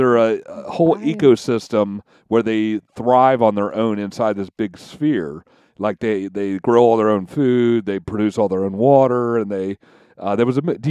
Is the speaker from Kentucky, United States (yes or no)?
yes; Kentucky, United States; we're from Kentucky